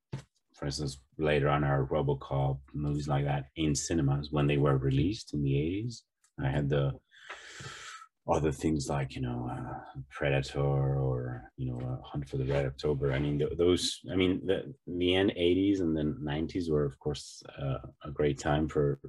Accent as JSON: {"language": "English", "country": "Spain", "tie": "born or raised there", "said": "I grew up in Spain in the 80s, so, and Spanish television was very poor at that time"}